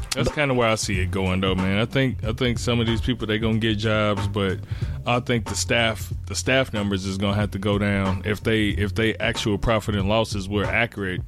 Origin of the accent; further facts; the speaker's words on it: Gary, Indiana, United States; I'm come from Gary, Indiana